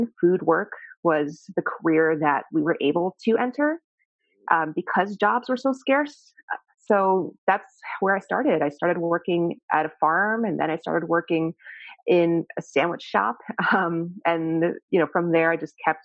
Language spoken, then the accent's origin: English; New York City, New York, United States; I grew up in just around New York, right? In the city